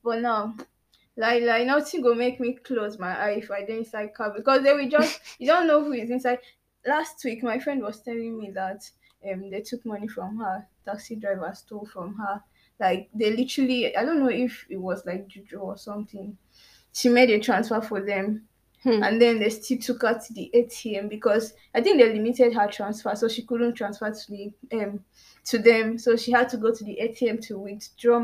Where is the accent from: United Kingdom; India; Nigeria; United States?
Nigeria; being a Nigerian and being a youth in Nigeria